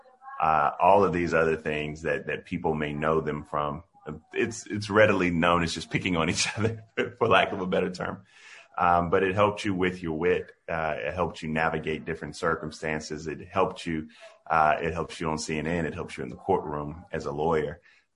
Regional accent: Denmark, South Carolina, United States; Denmark was a small town, small rural town, where we had three whole stoplights and a blinking light. That rural environment that you hear about is one that I grew up in.

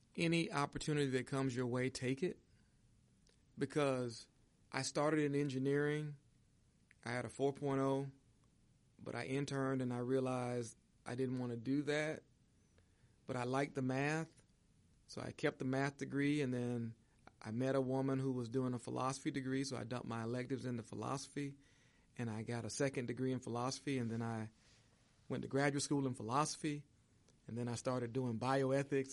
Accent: Jacksonville, Florida, United States; moved away as an adult; also born or lived in Indiana; growing up in Jacksonville, Florida

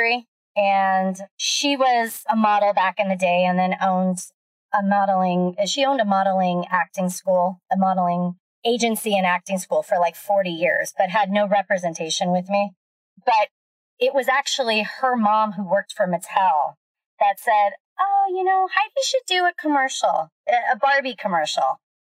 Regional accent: Redondo Beach, California, United States; Born and raised Redondo.

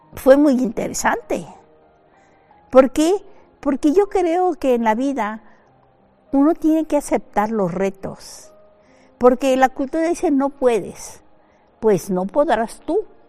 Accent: Ciudad Madero, Tamaulipas, Mexico; moved away as an adult; also born or lived in France; Yo nací en Ciudad Madero, Tamaulipas, la capital petrolera de México

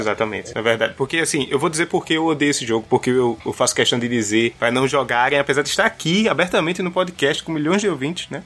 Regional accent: Pernambuco, Brazil; eu sou de Pernambuco

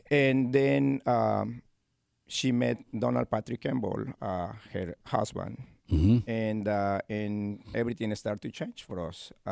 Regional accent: Córdoba, Argentina; English is a second language; now in Lexington, United States; Well, uh, I am from Cordoba. Cordoba is my hometown, my state.

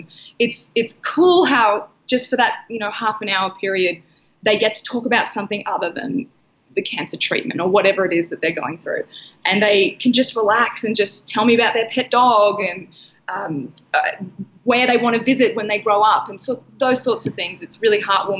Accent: Australia; moved away as an adult; also born or lived in San Diego, United States; we launched in a hospital in my hometown

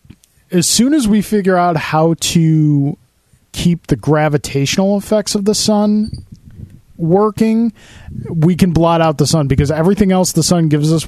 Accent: Buffalo, New York, United States; We're from Buffalo.

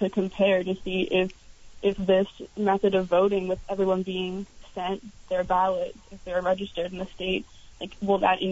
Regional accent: New Jersey, United States; now in Burlington, United States; I'm actually not originally from Vermont. I'm from New Jersey

